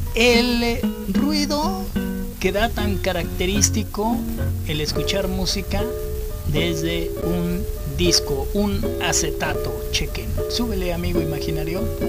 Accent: Mexico; a nosotros como mexicanos

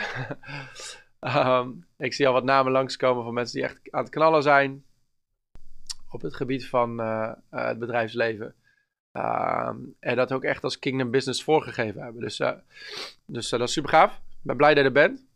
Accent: Bennekom, Gelderland, Netherlands; Bennekom. Dat is mijn eh, hometown. Ik ben opgegroeid in Bennekom.

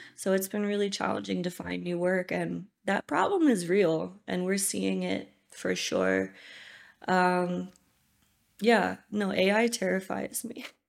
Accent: United States; moved away as an adult; also born or lived in Los Angeles; now in Uganda

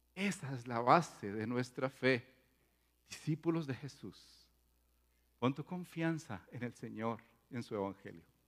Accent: Paisa region, Antioquia, Colombia; está siendo paisa en este caso. Eh, ustedes saben que en nuestra cultura somos así exagerados

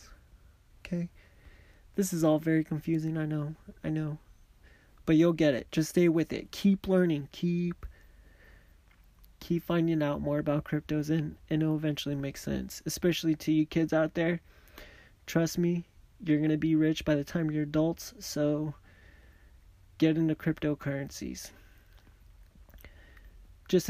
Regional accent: Mexico; accent: Mexican; my Mexican accent

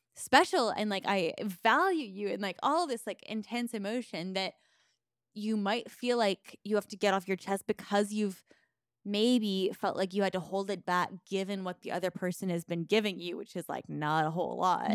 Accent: Canada; I'm too Canadian

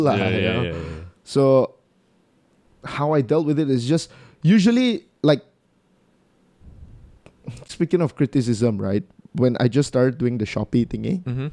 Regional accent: Sarawak, Malaysia; accent: Sarawakian; it's how Sarawakians speak. Our English have an accent to it

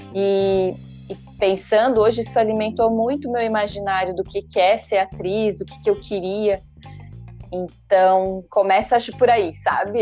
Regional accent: Florianópolis, Santa Catarina, Brazil; Sou de Florianópolis

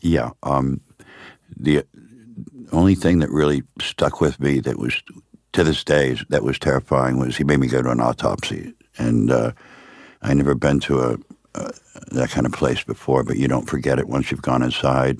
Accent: Miami, Florida, United States; born or raised there; also born or lived in upstate New York

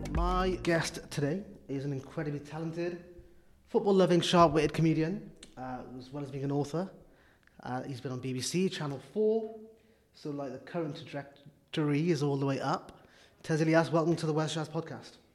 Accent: Wales, United Kingdom; I'm from Wales.

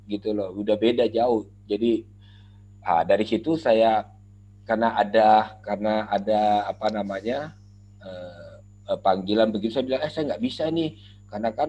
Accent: Makassar, South Sulawesi, Indonesia; waktu itu juga saya dari Makassar. Makassar cuma ada

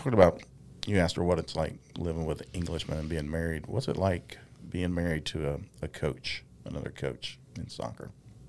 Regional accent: South Charleston, West Virginia, United States; also born or lived in Teays Valley, West Virginia; I live here in Taze Valley now, but I grew up in South Charleston.

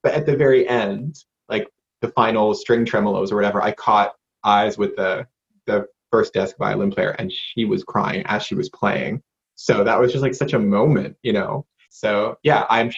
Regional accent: Johnston, United States; moved away as an adult; also born or lived in United Kingdom; I ended up in the local church choir at Catholic Church where I grew up in Johnston

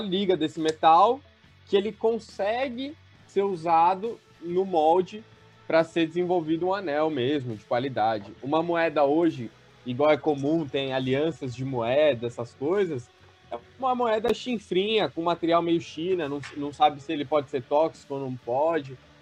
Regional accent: São Paulo, Brazil; eu tenho 26 anos, sou de São Paulo

